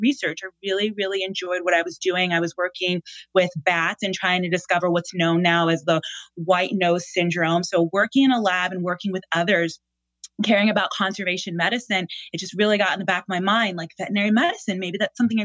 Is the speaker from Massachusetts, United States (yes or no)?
yes; Boston, Massachusetts, United States; born and raised in Boston